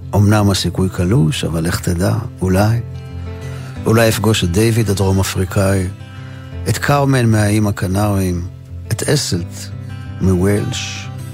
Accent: Ramat Gan, Tel Aviv District, Israel; לשכונה שגרתי בילדותי ברמת גן קראו שכונת הג'ורה

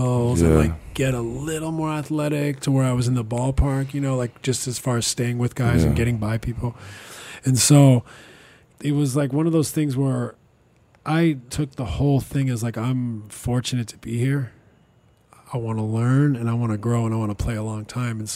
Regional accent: British Columbia, Canada; also born or lived in London; I'm from British Columbia

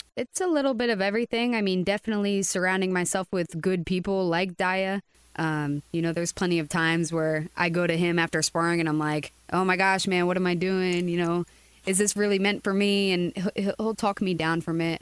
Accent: Reading, Pennsylvania, United States; moved away as an adult; now in Coconut Creek, United States; I am from Reading, Pennsylvania.

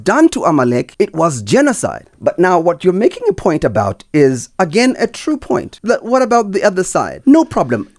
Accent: South Africa; I'm a South African

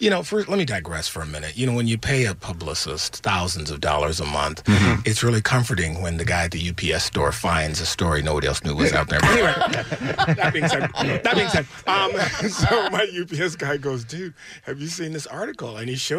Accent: Detroit, Michigan, United States; I grew up in Detroit.

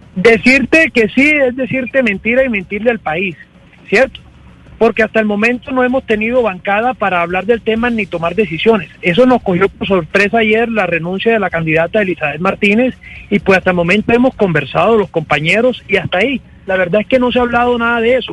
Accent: Córdoba, Colombia; yo que soy del departamento de Córdoba, coterráneo del doctor

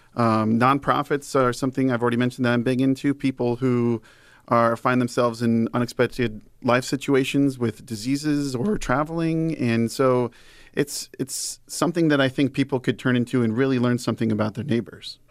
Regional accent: Iowa, United States; also born or lived in Illinois; I was born in Illinois and came here as a kid

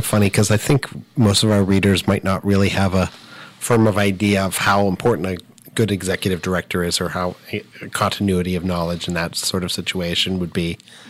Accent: Southern California, United States; moved away as an adult; now in Worcester, United States; I'm from Southern California originally, and I've not yet gotten over the shock, even though I've been here for 15 years

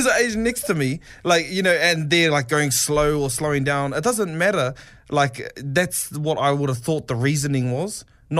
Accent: New Zealand; first language Māori; English is a second language; because I come from a place of where Māori's my first language.

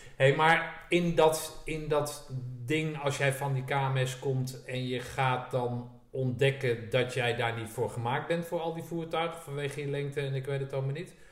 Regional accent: Zeist, Utrecht, Netherlands; ik kom uit Zeist

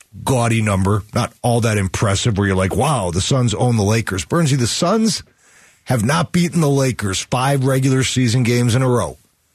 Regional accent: Chicago, Illinois, United States; I mean, okay, so again, I grew up in Chicago, you grew up here.

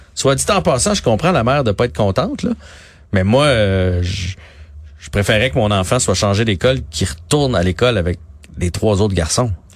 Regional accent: Nicolet, Quebec, Canada; c'est mon coin de pays là. moi je suis né à Nicolet

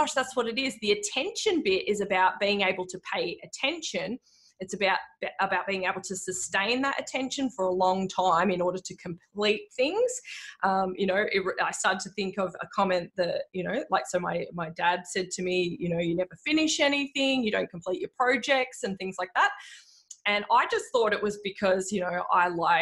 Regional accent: Frankston, Victoria, Australia; I grew up in Frankston. I went to high school in Frankston.

